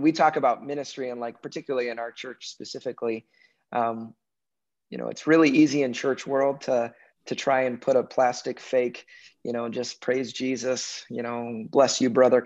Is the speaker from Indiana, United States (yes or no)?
no; Chicago, Illinois, United States; also born or lived in North Carolina; now in Minnesota, United States; I'm a Chicago boy. I live in Minnesota, but I'm a Chicago boy. That's where I grew up. I was born in North Carolina, but moved to Chicago when I was like three.